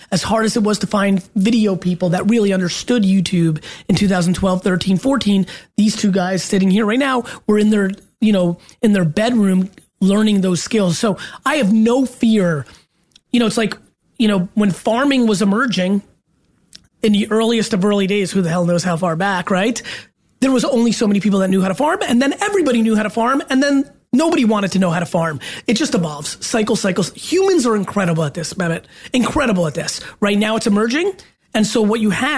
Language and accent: English; Edison, New Jersey, United States; also born or lived in Belarus / Queens, New York; I was born in Belarus in the former Soviet Union, and I grew up in that one bedroom in Queens, New York, when we first came to America for a couple of years. And then we moved out to Edison, New Jersey, where I lived in a townhouse. And that's where really I became me